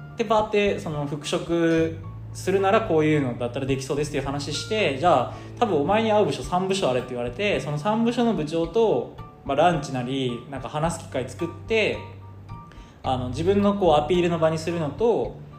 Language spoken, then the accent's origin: Japanese; Kochi, Japan; moved away as an adult; also born or lived in Kansai; now in Tokyo, Japan; 地元の高知から関西出てきて